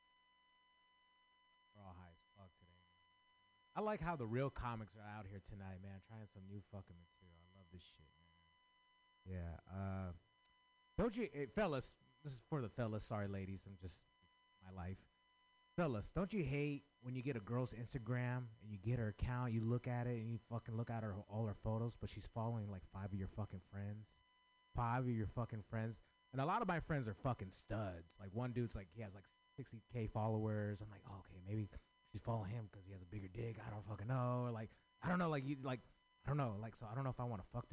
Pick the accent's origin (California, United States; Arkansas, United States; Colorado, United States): California, United States; San Francisco; I grew up in San Francisco.